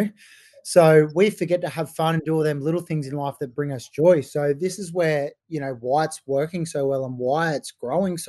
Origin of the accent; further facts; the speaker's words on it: Gold Coast, Queensland, Australia; now in Sydney, Australia; I grew up on the Gold Coast and played my junior footy up there with the Titans